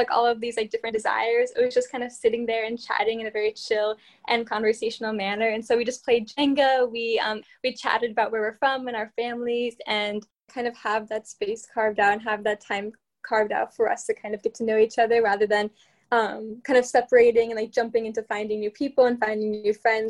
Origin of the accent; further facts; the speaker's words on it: South Florida, United States; I'm from South Florida.